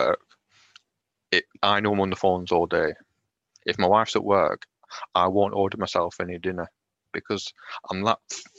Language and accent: English; Lancashire, North West England, United Kingdom; accent: Lancashire; I am in Lancashire. Can you tell by my accent?